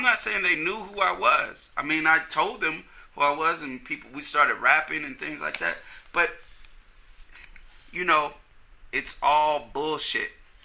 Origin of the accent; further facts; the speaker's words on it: Oakland, California, United States; I grew up in East Oakland.